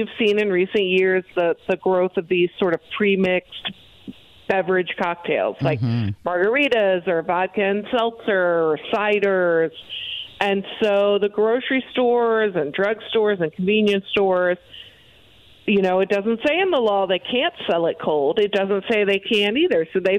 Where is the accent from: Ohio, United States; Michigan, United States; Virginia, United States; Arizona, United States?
Ohio, United States; I came from Ohio where you could literally drive through a store.